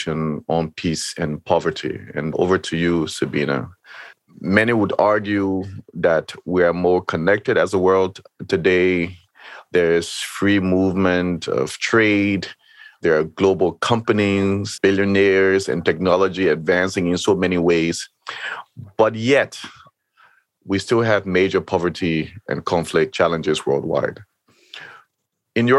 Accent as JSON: {"language": "English", "country": "Liberia", "tie": "born or raised there", "said": "I grew up in Liberia and I worked in Liberia during the transition period"}